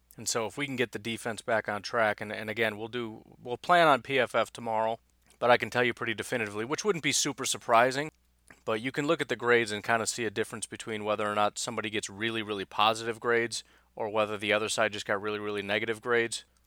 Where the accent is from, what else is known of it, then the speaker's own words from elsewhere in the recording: Illinois, United States; now in Wisconsin, United States; growing up in Illinois thinking Bears-Packers was the biggest rivalry in the world